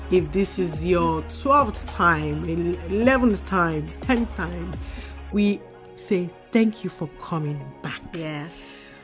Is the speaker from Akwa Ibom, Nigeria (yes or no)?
no; Oyo, Nigeria; So Lagos State um, Oyo State. I am from Oyo State.